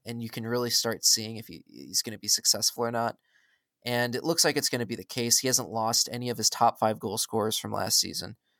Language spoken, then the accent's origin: English; Milwaukee, Wisconsin, United States; also born or lived in Nashville; growing up in Milwaukee